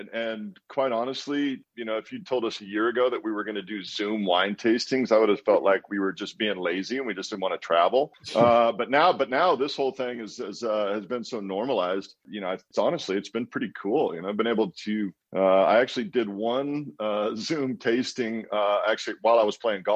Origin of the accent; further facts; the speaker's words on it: Walla Walla, Washington, United States; moved away; I grew up in Walla Walla